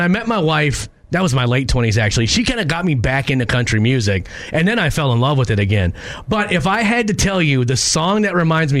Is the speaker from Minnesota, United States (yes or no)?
yes; Minneapolis, Minnesota, United States; I grew up in North Minneapolis, a very urban area.